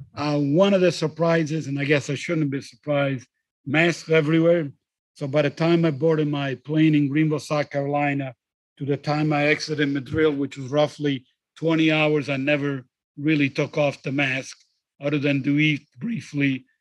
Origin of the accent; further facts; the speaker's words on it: just south of Rome, Lazio, Italy; moved away; I actually happen to be recording today from sunny Italy, from my hometown just south of Rome